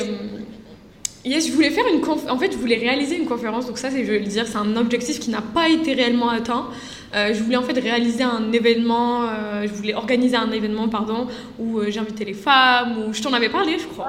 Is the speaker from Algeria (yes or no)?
yes; Algeria; je suis algérienne